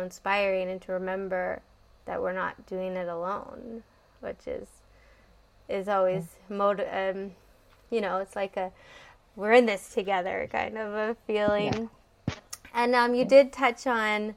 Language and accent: English; Canada; I'm from Canada